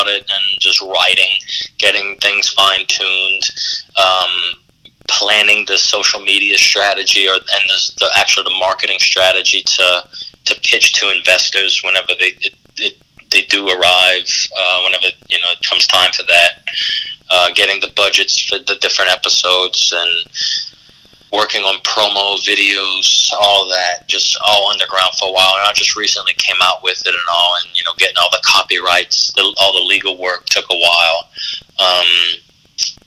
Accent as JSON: {"language": "English", "region": "Louisiana", "country": "United States", "said": "we as Cajun and Creole people"}